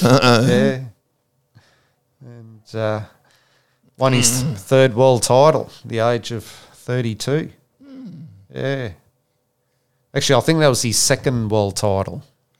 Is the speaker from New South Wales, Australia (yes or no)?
yes; Sydney, New South Wales, Australia; born there; So I was born in Sydney in 1943, and I'm a former Australian soccer player, coach, administrator, writer and broadcaster.